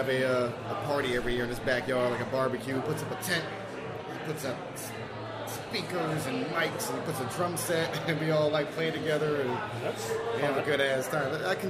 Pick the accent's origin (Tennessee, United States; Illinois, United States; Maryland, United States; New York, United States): New York, United States; growing up in New York and going to international school for 13 years